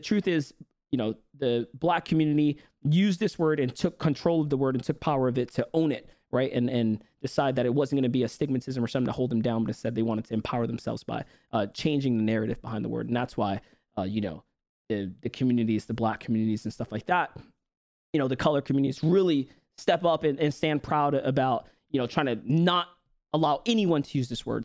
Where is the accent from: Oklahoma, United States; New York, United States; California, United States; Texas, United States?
New York, United States; New York City; where I grew up, New York City